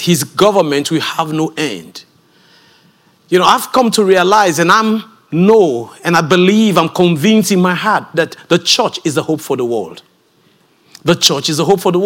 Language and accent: English; Sierra Leone; I come from Sierra Leone, West Africa